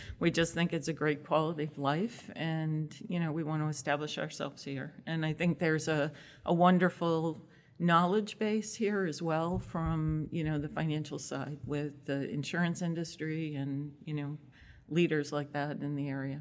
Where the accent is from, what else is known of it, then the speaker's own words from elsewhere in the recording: Massachusetts, United States; moved away as an adult; now in Connecticut, United States; I grew up in Massachusetts